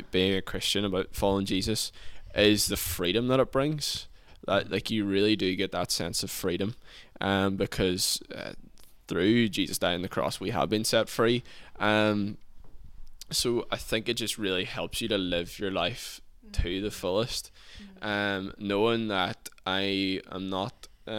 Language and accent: English; Lifford, Ulster, Ireland; living and growing up in Donegal